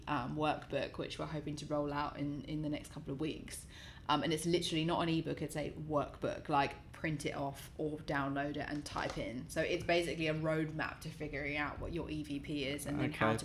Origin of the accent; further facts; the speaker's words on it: Australia; I'm Australian